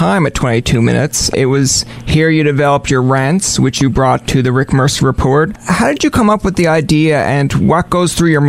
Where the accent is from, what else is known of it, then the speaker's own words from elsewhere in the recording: St. John's, Newfoundland and Labrador, Canada; we're both from St. John's, Newfoundland.